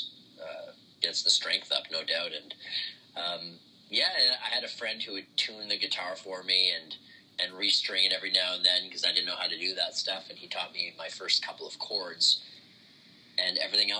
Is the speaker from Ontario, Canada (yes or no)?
yes; Ottawa, Ontario, Canada; born and raised in Ottawa, Canada.